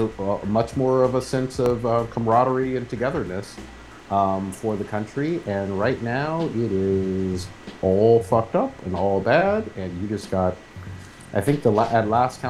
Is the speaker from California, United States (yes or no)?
yes; Fremont, California, United States; growing up in Fremont